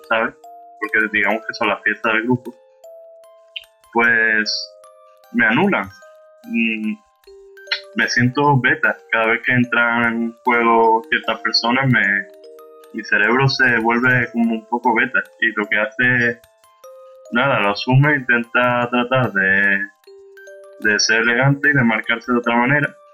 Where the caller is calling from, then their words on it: Seville, Andalusia, Spain; de Sevilla.